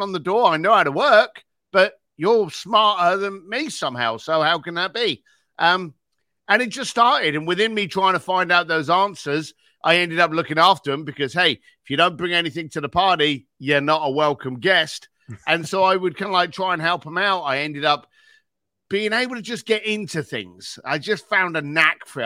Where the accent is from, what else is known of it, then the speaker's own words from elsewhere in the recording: London, United Kingdom; I was a bricklayer from East London